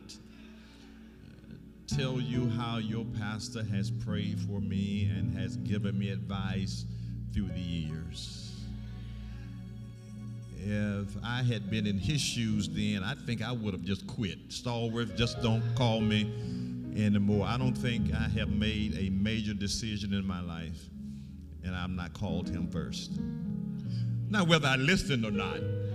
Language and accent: English; Alabama, United States; I'm from Alabama